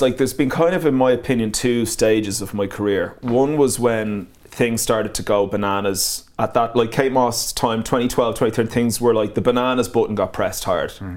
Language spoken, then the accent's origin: English; Ireland; moved away as an adult; also born or lived in Manchester, United Kingdom; I was Irish in Manchester